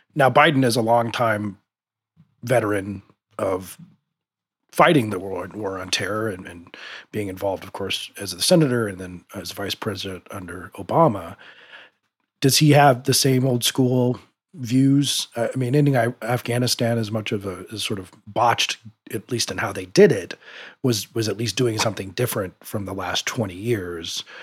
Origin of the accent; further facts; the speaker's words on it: United States; being an American